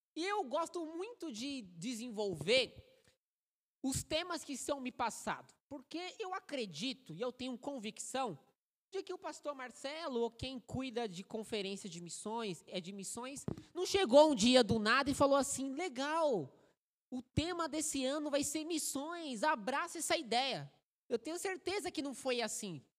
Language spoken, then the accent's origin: Portuguese; São Paulo, Brazil; Sou paulistano, Nasci em São Paulo